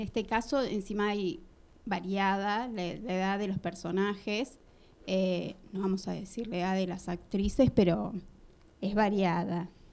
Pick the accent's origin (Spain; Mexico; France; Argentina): Argentina; Lanús, Buenos Aires Province; yo nací en Lanús, viví toda la vida en Lanús